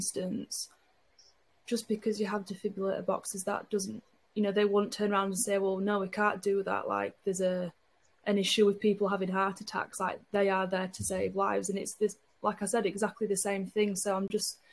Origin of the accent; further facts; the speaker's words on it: Huddersfield, Yorkshire and the Humber, United Kingdom; now in Barnsley, United Kingdom; I'm from Huddersfield originally